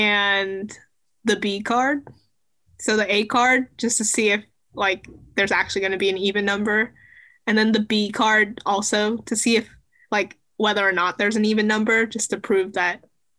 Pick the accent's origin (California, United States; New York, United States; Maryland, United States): California, United States; We're clearly from California because we think 60 degrees is cold.